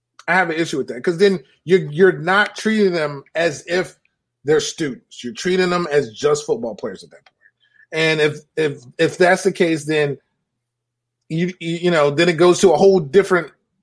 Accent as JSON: {"language": "English", "region": "New York", "country": "United States", "said": "I'm from New York"}